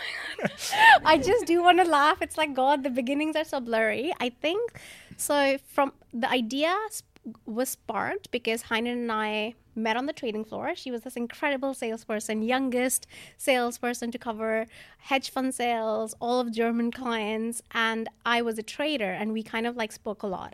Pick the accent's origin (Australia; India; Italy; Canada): India; also born or lived in New York; now in London, United Kingdom; I'm from India